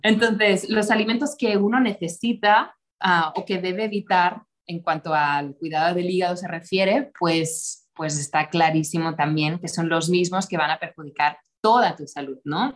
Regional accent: Costa Brava, north of Barcelona, Catalonia, Spain; moved away as an adult; also born or lived in United States / Mexico City, Mexico / Tulum, Mexico; now in Mexico; soy nacida en, en la Costa Brava, al norte de Barcelona, en España

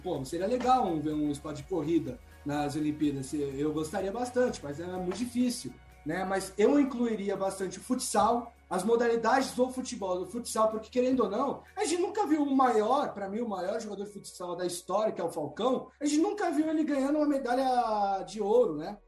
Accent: Brazil; nós brasileiros

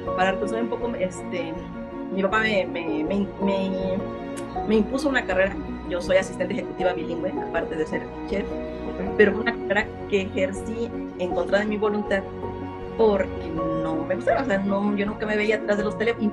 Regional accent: Mexico City, Mexico; nací en Iztapalapa, México

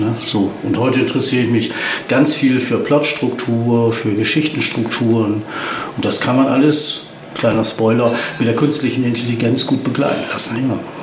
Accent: Oldenburg, Lower Saxony, Germany; moved away as an adult; also born or lived in Hanover; now in Osnabrück, Germany; bin ich in Hannover Langenhagen geboren worden. Und bin dann aber nach zwei Jahren umgezogen nach Oldenburg mhm. und dann nach Osnabrück

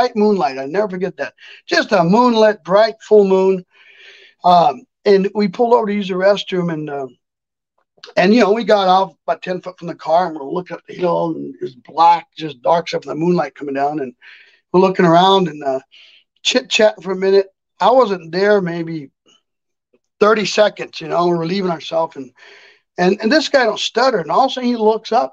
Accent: near Loma Prieta / Gilroy area, California, United States; we were up by Loma Prieta with an earthquake hit in my hometown

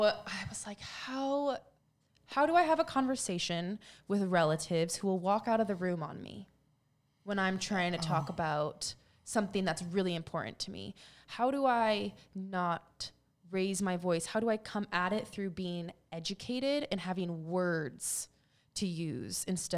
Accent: Philippines; And because we're Filipino, but we're half Filipino.

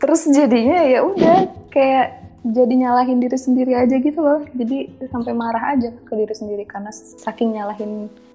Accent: Bogor, West Java, Indonesia; gue orang Bogor

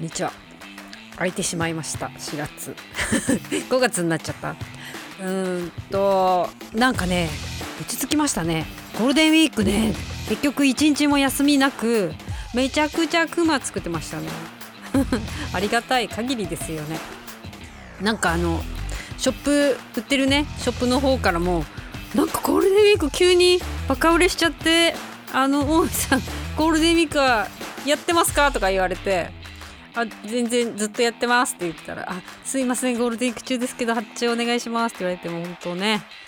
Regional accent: Hokkaido, Japan; 北海道民としては

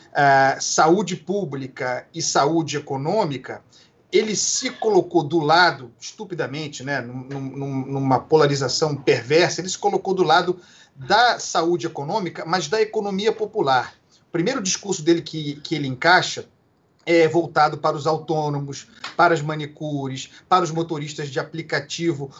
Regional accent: Brazil; como brasileiros

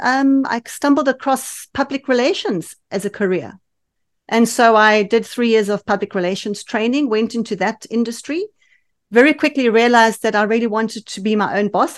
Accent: Johannesburg, Gauteng, South Africa; accent: South African; moved away as an adult; now in United Kingdom; we lived in Johannesburg, which has the best climate in the world

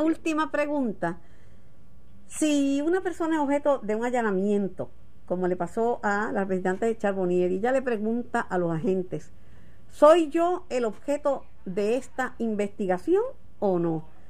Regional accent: Puerto Rico; yo soy boricua.

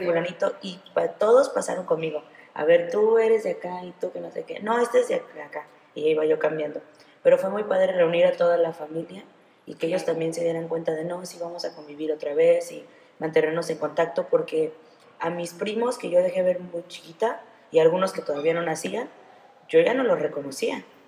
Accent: Mexico; nuestra economía no puede ser buena, nuestro gobierno no puede ser bueno

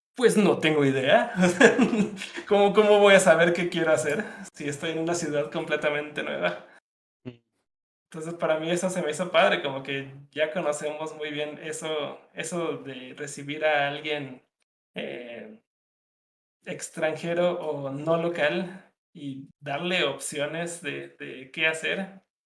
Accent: Mexico; soy, soy de México.

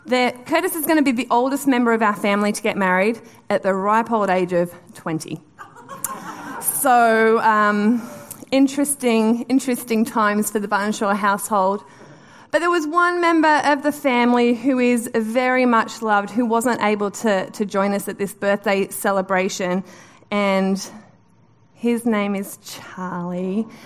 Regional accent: Newcastle, North East England, United Kingdom; So I grew up in Newcastle, which is a beautiful part of the world.

